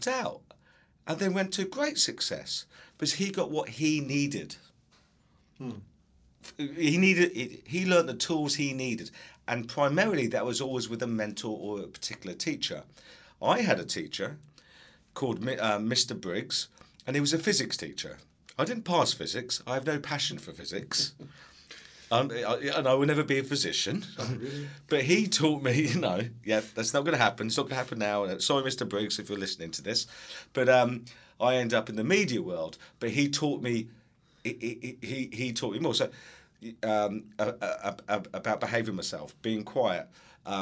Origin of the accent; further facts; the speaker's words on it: England, United Kingdom; moved away; I was from England, I've come here, I've worked in education